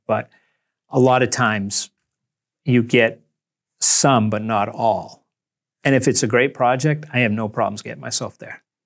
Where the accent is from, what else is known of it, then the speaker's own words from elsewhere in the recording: Nantucket, Massachusetts, United States; I was from Nantucket